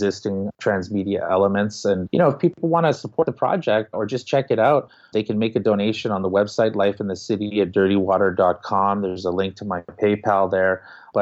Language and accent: English; Winnipeg, Manitoba, Canada; the things that I went through at their ages growing up in Winnipeg